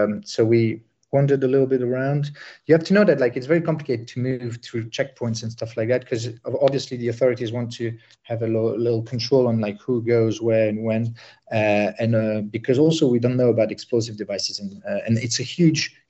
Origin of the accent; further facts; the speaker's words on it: Sarajevo, Bosnia & Herzegovina; moved away; I'm originally from Bosnia. I'm from Sarajevo